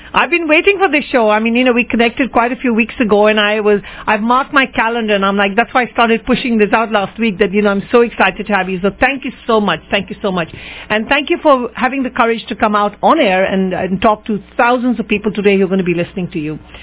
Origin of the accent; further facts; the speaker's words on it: England, United Kingdom; in England, growing up